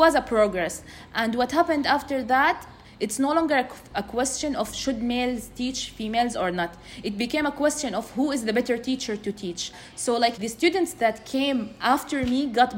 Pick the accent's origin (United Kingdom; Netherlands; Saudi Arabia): Saudi Arabia; Jeddah, Makkah Province; I was born and raised in Jeddah.